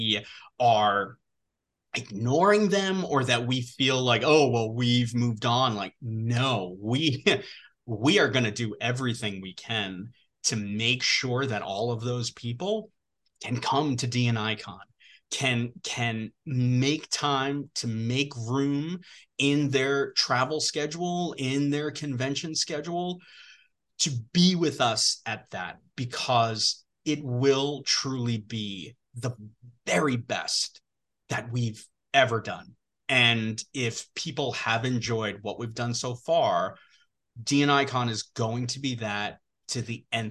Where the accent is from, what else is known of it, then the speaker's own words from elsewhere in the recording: New York, United States; I grew up in New York, born and bred New Yorker